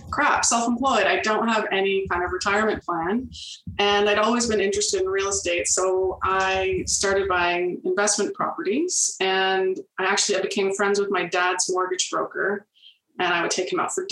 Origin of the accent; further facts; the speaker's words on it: Toronto, Ontario, Canada; now in Peterborough, Canada; I'm from Toronto originally. My family moved to the Peterborough area when I was in my early double digits. And I've been here mostly ever since